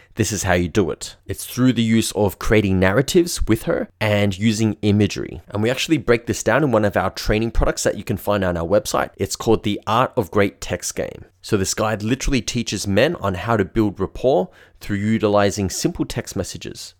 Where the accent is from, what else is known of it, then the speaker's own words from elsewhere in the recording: Melbourne, Victoria, Australia; I'm from Melbourne in Australia